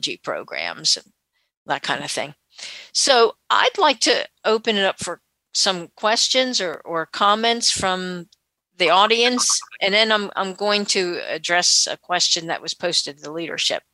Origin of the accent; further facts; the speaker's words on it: West Virginia, United States; I am from West Virginia, and our organization is Mountain State Council of the Blind.